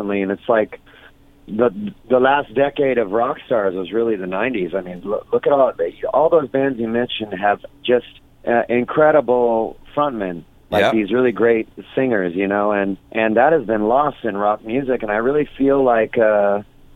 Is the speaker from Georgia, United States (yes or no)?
no; Orange County, California, United States; also born or lived in Los Angeles, California; I grew up in Orange County, California. You know, I was born in L.A., grew up in Orange County, and then back to L.A. when I was 19